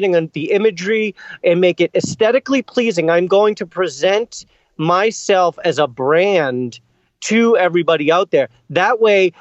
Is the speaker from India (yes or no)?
no; Boston, Massachusetts, United States; I grew up in Boston, and I played in bands my whole life. So I love this city.